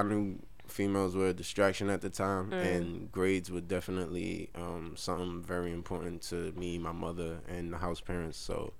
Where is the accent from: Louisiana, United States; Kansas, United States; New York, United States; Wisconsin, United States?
New York, United States; New York City; also born or lived in Bay Ridge, Brooklyn; I'm from Brownsville, Brooklyn